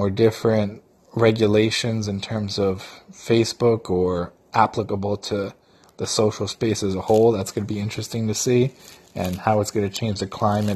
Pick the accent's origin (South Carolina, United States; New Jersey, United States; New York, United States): New Jersey, United States; I'm actually from New Jersey